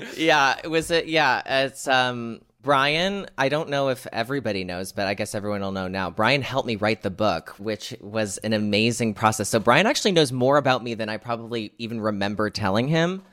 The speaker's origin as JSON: {"language": "English", "country": "United States", "said": "here in America, my home country"}